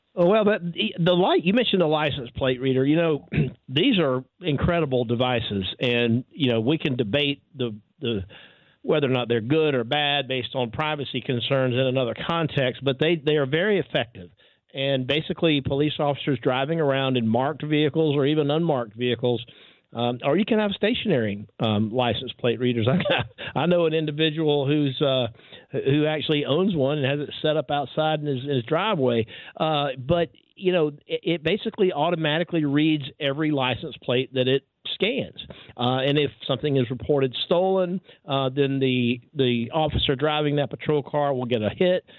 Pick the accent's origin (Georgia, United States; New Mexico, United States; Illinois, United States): Georgia, United States; The University of Georgia, right here in my home state